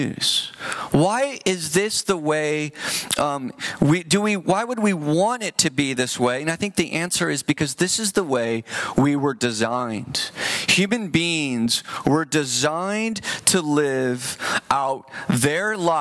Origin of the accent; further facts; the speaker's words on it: San Jose, California, United States; I'm from San Jose.